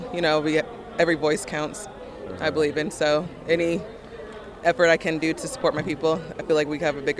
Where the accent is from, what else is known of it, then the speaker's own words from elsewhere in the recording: Greenville, North Carolina, United States; I'm from Greenville, North Carolina.